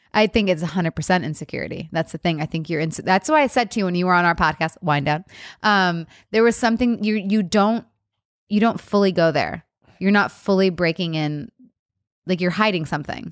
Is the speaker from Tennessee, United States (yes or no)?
no; Rochester Hills, Michigan, United States; now in California, United States; I'm from the Midwest